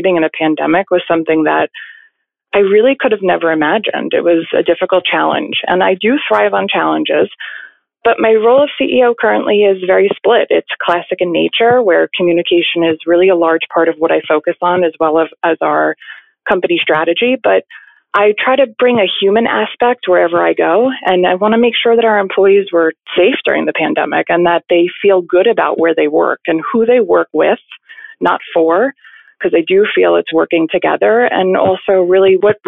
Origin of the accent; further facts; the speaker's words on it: Bethpage, New York, United States; So I grew up in Long Island, New York, specifically Bethpage, which is about 30 minutes away from Manhattan